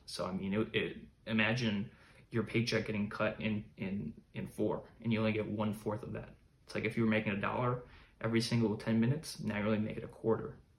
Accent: Chicago, Illinois, United States; I grew up in America, in the US, in uh, Chicago, a large city

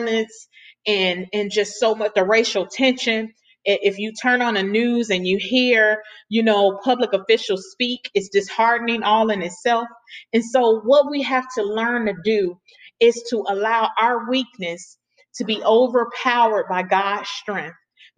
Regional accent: Chicago, Illinois, United States; Chicago, because that's my home state, that's where I was born and raised

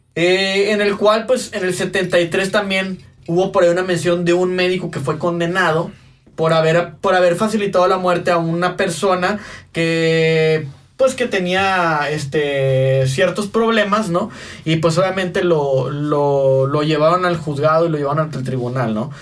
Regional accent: Mexico; así somos los mexicanos

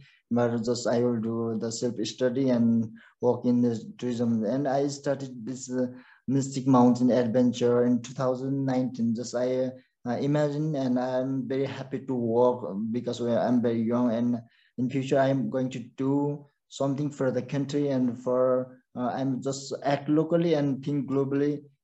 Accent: Solukhumbu, Koshi Province, Nepal; first language Sherpa; English is a second language; now in Kathmandu, Nepal; I raised and born in Solkhum district

